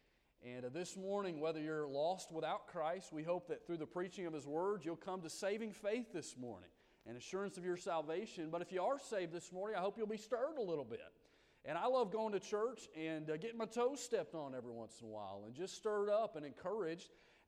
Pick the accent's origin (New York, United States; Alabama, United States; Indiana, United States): Alabama, United States; Birmingham; We are from Birmingham, Alabama.